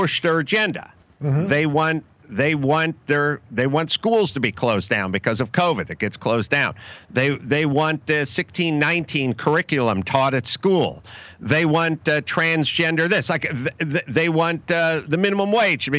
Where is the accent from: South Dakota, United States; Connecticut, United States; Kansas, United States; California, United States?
California, United States; Los Angeles; I grew up in California. I grew up in Los Angeles.